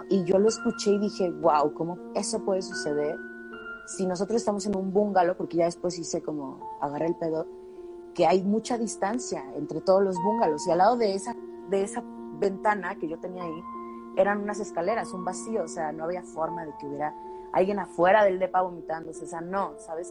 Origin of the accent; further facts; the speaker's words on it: Guadalajara, Jalisco, Mexico; yo soy de Guadalajara